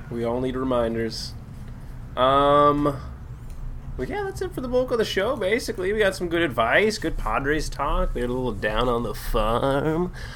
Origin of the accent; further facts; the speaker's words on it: San Diego, California, United States; we're from San Diego